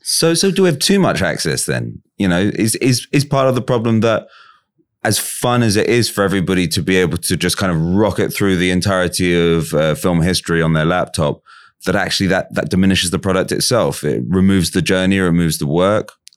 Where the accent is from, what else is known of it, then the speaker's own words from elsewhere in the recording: England, United Kingdom; As an English person